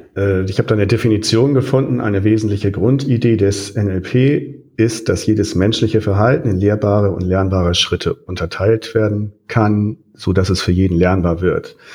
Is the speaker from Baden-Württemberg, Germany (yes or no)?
no; near Hollenstedt, Lower Saxony, Germany; das ja nur in meiner Nähe ist und ich da aufgewachsen bin in der Nähe